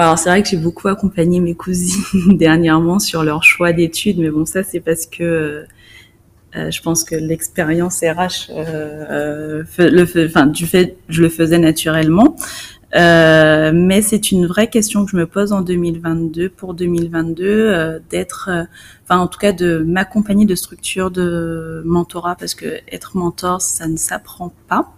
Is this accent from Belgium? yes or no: no; Guadeloupe; en tant que Guadeloupéenne